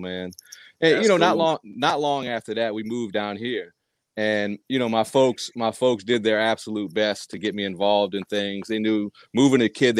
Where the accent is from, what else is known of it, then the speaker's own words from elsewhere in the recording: New Orleans, Louisiana, United States; also born or lived in Providence, Rhode Island; But we moved to Louisiana when I was 9.